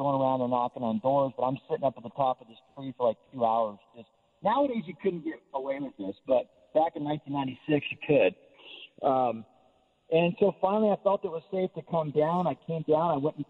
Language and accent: English; Nevada, United States; Like I said, I grew up in Northern Nevada, so they would read the Sacramento Bee, the Reno Gazette Journal